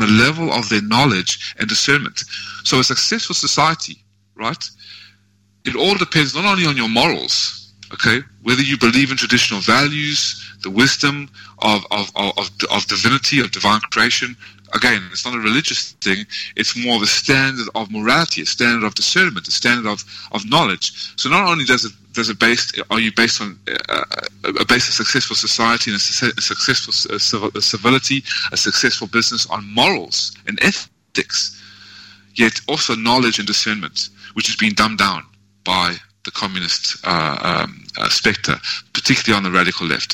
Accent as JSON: {"language": "English", "country": "South Africa", "tie": "born or raised there", "moved": "yes", "lives_now": "United States", "said": "I always will have that birth of South Africa"}